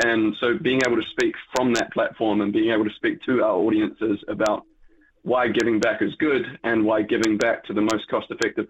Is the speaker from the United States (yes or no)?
no; New Zealand; Being a Kiwi